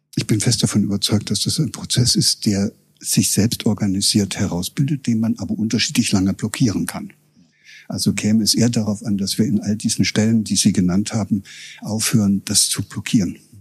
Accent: Germany; moved away as an adult; also born or lived in Göttingen; Ich war aus dem Osten gekommen

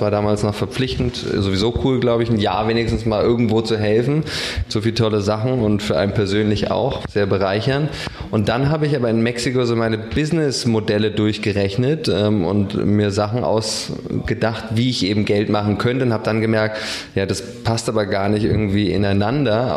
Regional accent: Berlin, Germany; also born or lived in Spandau, Berlin; ich bin nicht in Dahlem geboren, sondern weiß nicht, irgendwo in Spandau und bin in Charlottenburg groß geworden

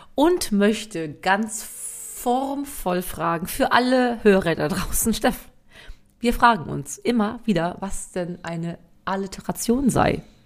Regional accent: western Germany, Germany; obwohl ich aus dem Westen komme, ich bin im Westen groß geworden

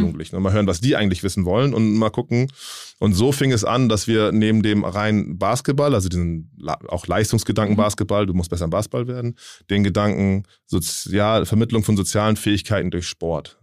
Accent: Hamburg, Germany; ich komme halt aus Willensburg ähm, in mhm. Hamburg, das ist halt ein Stadtteil

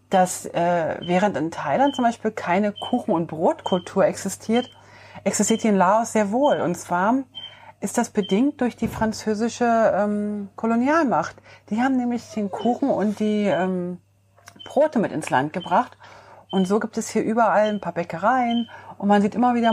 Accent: Switzerland; Also ich als Schweizer

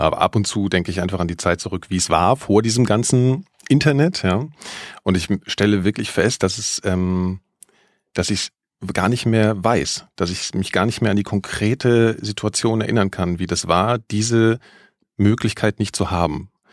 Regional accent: Frankfurt am Main, Hesse, Germany; also ich bin in Frankfurt am Main aufgewachsen

